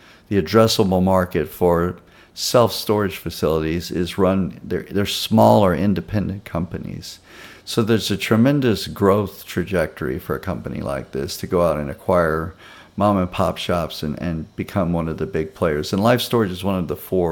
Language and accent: English; Baton Rouge, Louisiana, United States; now in Texas, United States; back home where I grew up in and around Baton Rouge, Louisiana